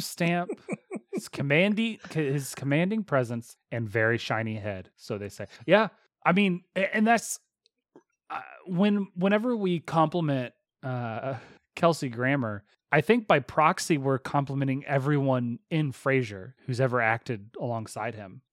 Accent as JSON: {"language": "English", "region": "Texas", "country": "United States", "accent": "Texas", "said": "My Texas accent"}